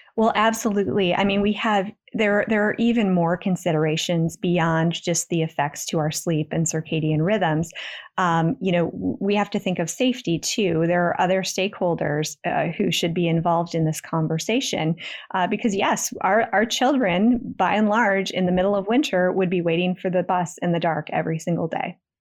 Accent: West Michigan, United States; I grew up in West Michigan, which is actually part of the eastern time zone.

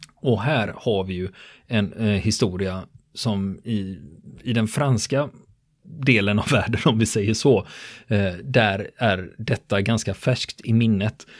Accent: Sweden; för mig som svensk

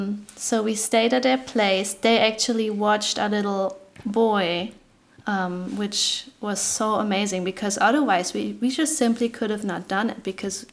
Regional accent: Germany; also born or lived in Kentucky / Tennessee; now in New York, United States; I'm from Germany, it's different, like, you know, Kentucky, Tennessee. Was just a different world for me

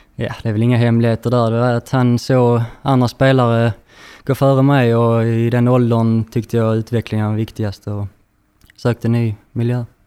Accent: Landskrona, Skåne, Sweden; född och uppvuxen i Landskrona

